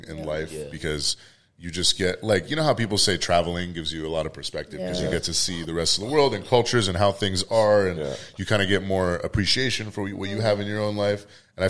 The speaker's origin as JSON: {"language": "English", "town": "Vallejo", "region": "California", "country": "United States", "tie": "born or raised there", "also_born_or_lived": "San Francisco, United States", "said": "so I grew up kind of around the Fairfield, Vallejo area."}